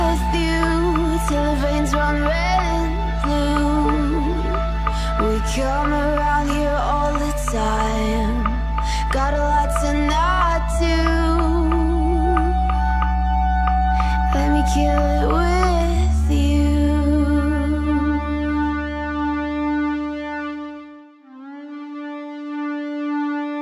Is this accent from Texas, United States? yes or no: no; San Francisco, California, United States; I grew up in San Francisco